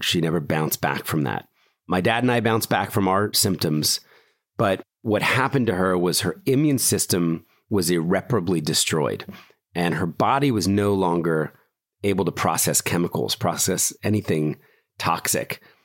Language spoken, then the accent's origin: English; Philadelphia, Pennsylvania, United States; also born or lived in New York City; I was born in Philadelphia, middle class family